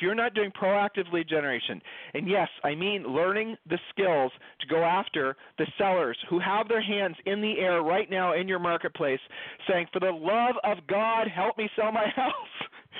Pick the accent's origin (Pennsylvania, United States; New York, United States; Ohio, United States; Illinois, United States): Ohio, United States; Julie and I moved. We're from Ohio. We've lived all over the country.